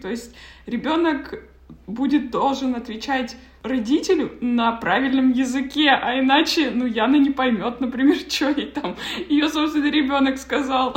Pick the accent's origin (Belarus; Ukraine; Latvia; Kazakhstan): Kazakhstan; moved away as an adult; я вот, например, уехала из Казахстана, мне было 18